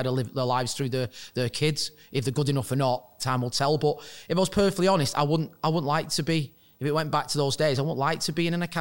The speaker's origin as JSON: {"language": "English", "town": "Wigan", "region": "North West England", "country": "United Kingdom", "tie": "born or raised there", "said": "Well, it's a rugby town as, as such."}